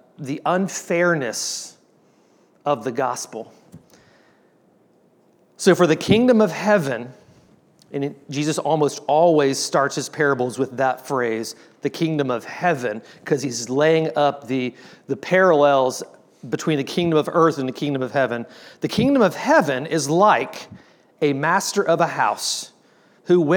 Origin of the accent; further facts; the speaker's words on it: Austin, Texas, United States; I grew up in Austin